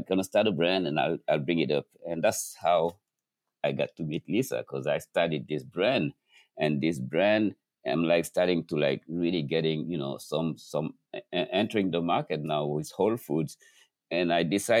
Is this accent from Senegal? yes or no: yes; Dakar, Senegal; moved away as an adult; now in New York, United States; Growing up in Dakar, at noon, everything stops.